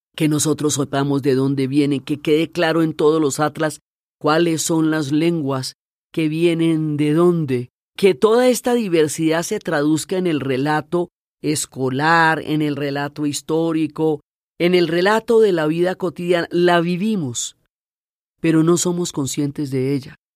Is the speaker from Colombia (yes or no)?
yes; Colombia; somos los colombianos